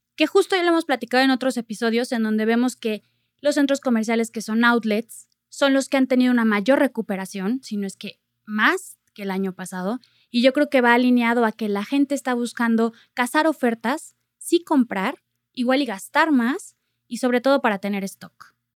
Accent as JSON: {"language": "Spanish", "country": "Mexico"}